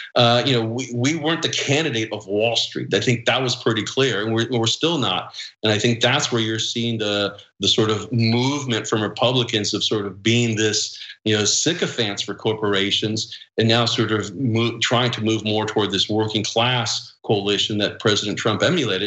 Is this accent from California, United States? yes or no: yes; California, United States; coming from California